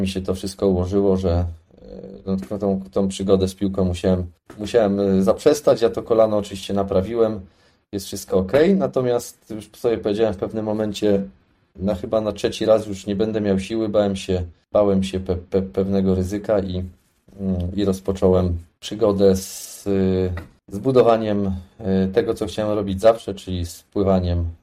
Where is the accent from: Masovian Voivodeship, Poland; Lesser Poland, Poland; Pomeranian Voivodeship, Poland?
Lesser Poland, Poland; Tarnów; urodziłem się w Tarnowie i całą swoją młodość y, spędziłem w Tarnowie.